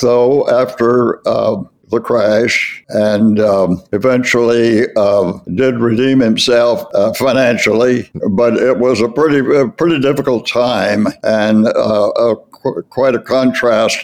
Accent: Chattanooga, Tennessee, United States; I was born in Chattanooga, Tennessee, and grew up on what was known as Missionary Ridge

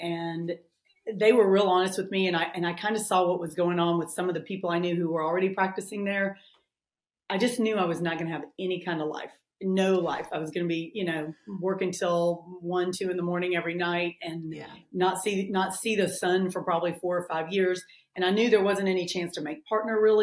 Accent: Memphis, Tennessee, United States; also born or lived in Nashville, Tennessee / New York; I'm from Memphis. I've lived in Memphis a lot of my life, and I've lived in Nashville a lot of my life. So, I can't get rid of the accent

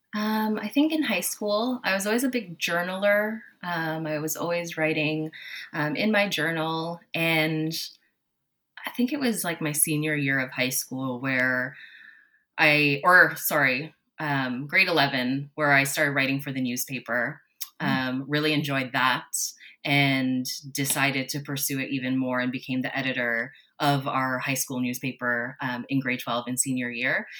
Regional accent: Toronto, Ontario, Canada; also born or lived in Manila, Philippines; I was born in Manila, Philippines, and I moved to Toronto when I was four years old

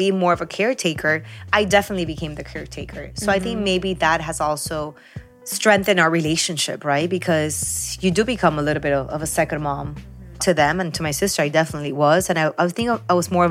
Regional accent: Peru; now in Miami, United States; I was born in Peru

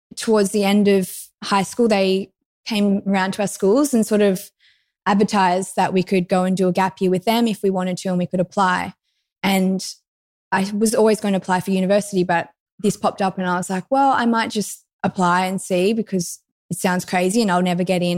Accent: Lennox Head, New South Wales, Australia; I grew up in Lenox Head, which is northern New South Wales, very close to Byron Bay

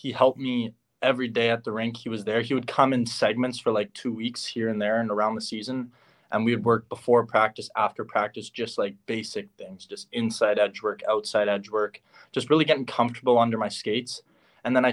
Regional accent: Winnipeg, Manitoba, Canada; I'm originally from Winnipeg.

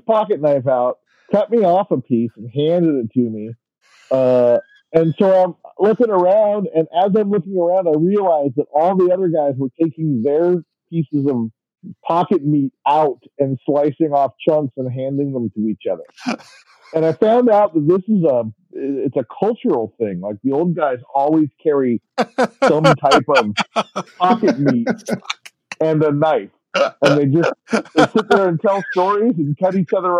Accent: Seattle, Washington, United States; now in Everett, United States; I live in Everett after living in Seattle almost my entire life

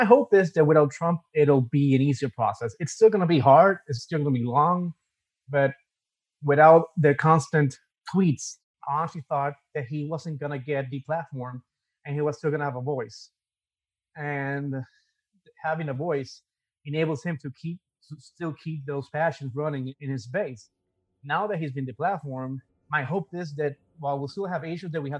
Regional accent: San Juan, Puerto Rico; now in Davenport, United States; I come from San Juan, Puerto Rico, and I currently reside in Davenport, Florida.

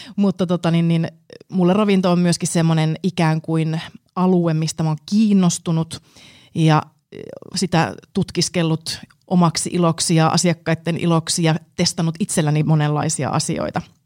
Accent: Jyväskylä, Central Finland, Finland; mä tuun Keski-Suomesta Jyväskylästä alun perin

